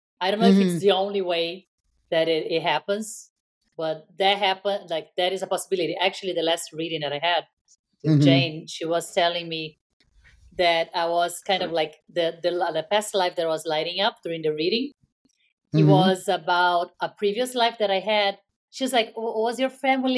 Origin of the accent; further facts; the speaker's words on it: Brazil; moved away; my Brazilian friends or, you know, or like my friends from my roots, you know, my home country